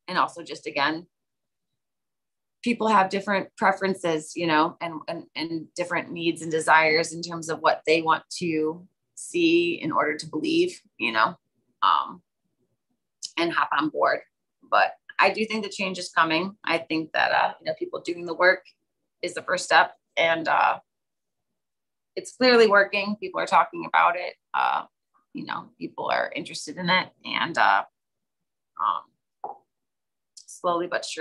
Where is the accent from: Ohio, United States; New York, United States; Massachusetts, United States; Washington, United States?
Ohio, United States; now in Hillsdale; I'm from Ohio